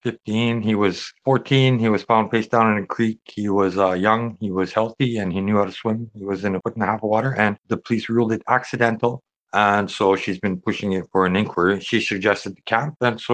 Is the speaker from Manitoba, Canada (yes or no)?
yes; Canupawakpa Dakota Nation, Manitoba, Canada; I am from Chinupawakpa, Dakota Oyate, here at Turtle Island.